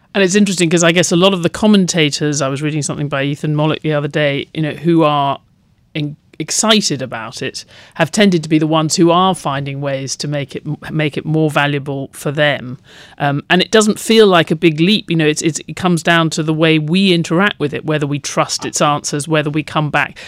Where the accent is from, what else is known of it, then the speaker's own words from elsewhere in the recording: United Kingdom; growing up in Britain